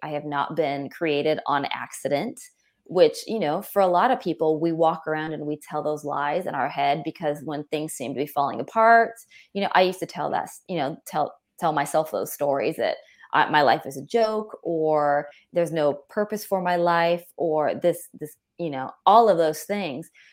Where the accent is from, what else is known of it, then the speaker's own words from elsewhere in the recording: California, United States; I grew up, um, and I'm from California